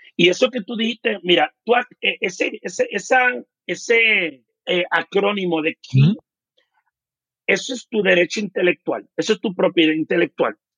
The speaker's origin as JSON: {"language": "Spanish", "country": "United States", "tie": "born or raised there", "also_born_or_lived": "Puerto Rico", "first_language": "English", "second_language": "Spanish", "moved": "yes", "lives_now": "Mexico City, Mexico", "said": "yo, como me crío en Estados Unidos, mi primer idioma fue el inglés. Yo aprendo el español después"}